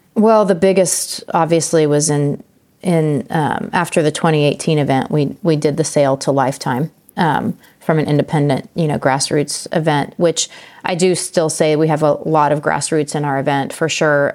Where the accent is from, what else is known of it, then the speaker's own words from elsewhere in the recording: Emporia, Kansas, United States; my hometown